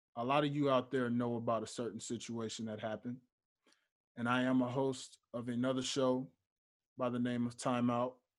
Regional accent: Memphis, Tennessee, United States; moved away; back home in my hometown of Memphis, Tennessee

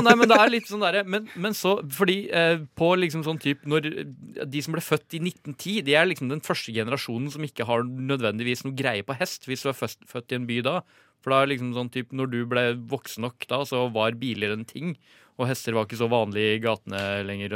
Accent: Ringebu, Innlandet, Norway; vi er jo fra Ringebu Gudbrandsdalen

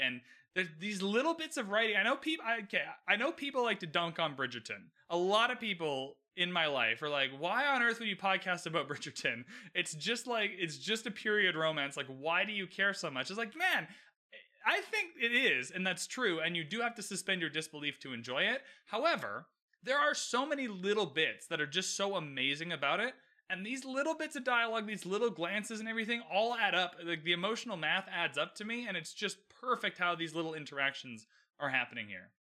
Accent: Canada; I'm Canadian, by the way, so we play a lot of ice hockey

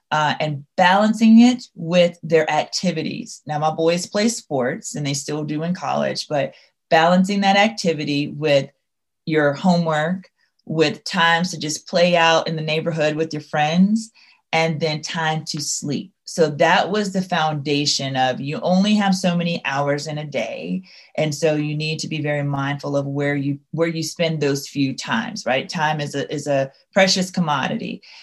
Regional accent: Louisiana, United States; I'm from Louisiana. So you may not be able to hear it in my voice, but there will be terms that I use that will definitely convince you that, yep, she's from the Bayou.

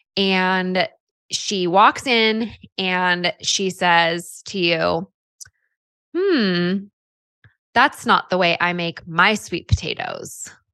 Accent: California, United States; now in Utah, United States; I grew up in California

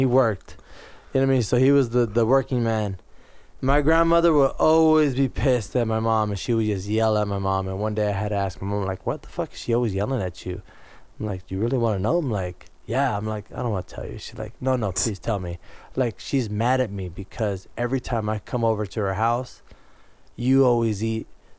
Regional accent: California, United States; also born or lived in El Salvador; it's just where I grew up pretty much in California.

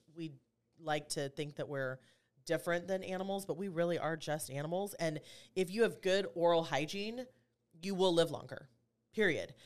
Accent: Kansas City, United States; moved away; I'm from Kansas City originally

